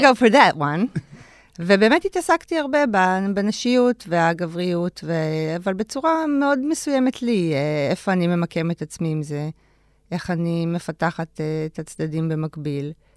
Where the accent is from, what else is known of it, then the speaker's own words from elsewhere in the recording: Ramat HaSharon, Tel Aviv District, Israel; גדלתי ברמת השרון, בשכונה שנקראת, אה, נווה רום